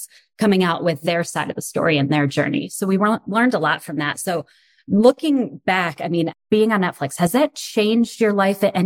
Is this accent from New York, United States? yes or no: yes; Rochester, New York, United States; I am from Rochester